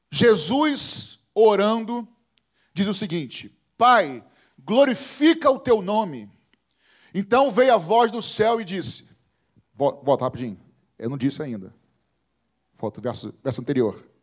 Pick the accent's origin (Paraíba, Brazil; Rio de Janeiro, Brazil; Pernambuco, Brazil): Rio de Janeiro, Brazil; also born or lived in Botafogo, Rio de Janeiro; Eu morava com meu pai, era solteiro, morava na época em Botafogo. Eu fui criado mais no Andaraí, né, perto do Grajaú, mas morava com meu pai em Botafogo.